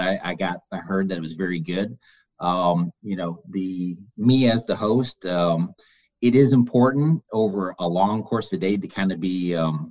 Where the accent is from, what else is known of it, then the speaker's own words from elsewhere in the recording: Detroit, Michigan, United States; I'm originally from the Detroit area